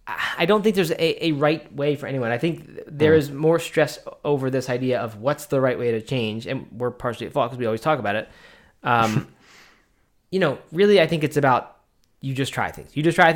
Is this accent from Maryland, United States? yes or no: yes; Baltimore, Maryland, United States; I grew up in the Baltimore, Maryland area, and that was what we did, and it was just summertime tradition.